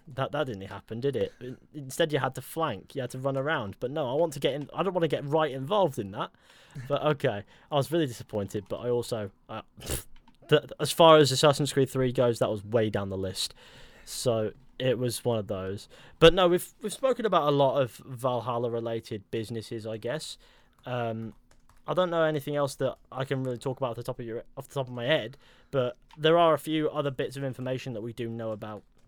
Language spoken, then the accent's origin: English; Exeter, South West England, United Kingdom; my hometown was actually originally a Roman settlement